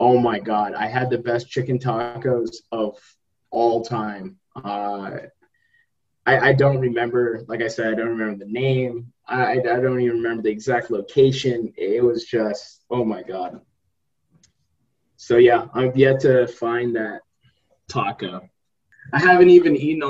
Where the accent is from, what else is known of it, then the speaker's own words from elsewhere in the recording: Spokane, Washington, United States; my hometown, Spokane, Washington